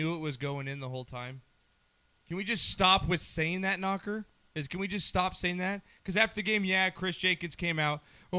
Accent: England, United Kingdom; I'm English.

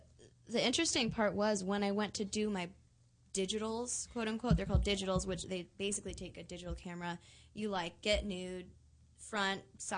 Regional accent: Connecticut, United States; I'm from Connecticut.

